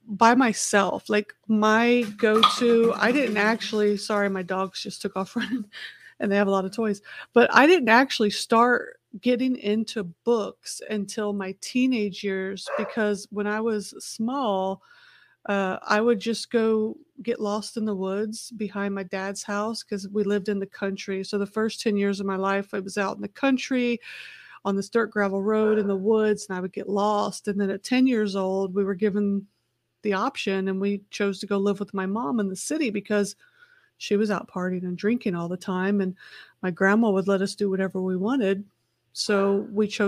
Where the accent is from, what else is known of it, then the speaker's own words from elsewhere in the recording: Festus, Missouri, United States; also born or lived in Indianapolis, Indiana; I grew up half in Festus, Missouri on a dirt gravel road and half in Indianapolis, Indiana in a concrete city